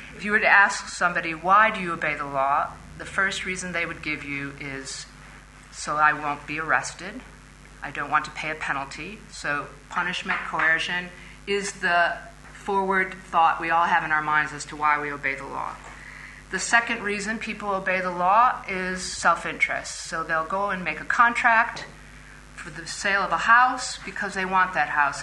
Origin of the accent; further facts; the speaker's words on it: Indiana, United States; my home state of Indiana